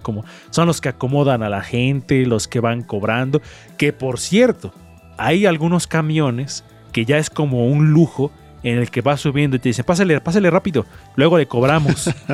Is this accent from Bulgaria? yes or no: no; Puebla, Mexico; como poblano